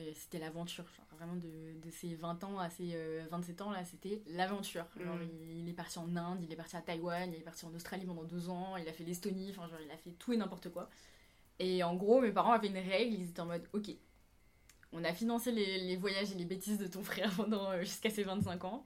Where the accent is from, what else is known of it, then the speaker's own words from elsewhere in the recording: Réunion; moved away as an adult; also born or lived in Savoie, France / Paris, France; now in South Korea; Je suis originaire de l'île de la Réunion. J'y ai vécu la majeure partie de ma vie, à part pendant 4 ans.